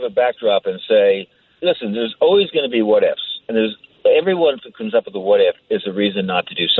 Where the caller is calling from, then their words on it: Belmar, New Jersey, United States; Oh, I said I was from Belmar.